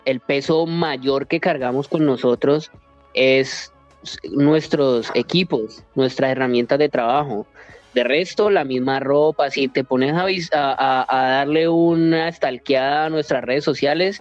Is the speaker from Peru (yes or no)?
no; Colombia; moved away as an adult; now in Thailand; Colombia es el país al que siempre va a querer volver, empezando pues porque de allá somos